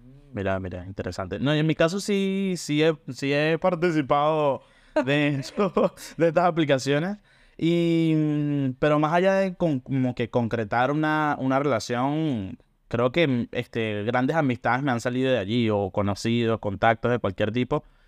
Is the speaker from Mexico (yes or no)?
no; Caracas, Capital District, Venezuela; now in Buenos Aires, Argentina; vivo acá en Buenos Aires, Argentina y soy originalmente de Caracas.